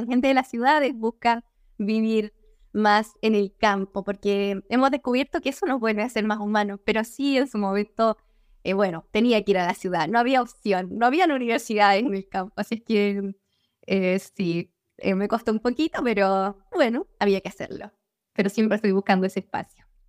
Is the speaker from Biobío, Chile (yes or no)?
yes; Agua Santa, Biobío, Chile; also born or lived in Concepción / Denmark; yo soy chilena, nací en el sur de Chile, no en el sur-sur, en la zona centro, un poquito más abajo. Nací en el campo eh, y ahí pasé gran parte de mi infancia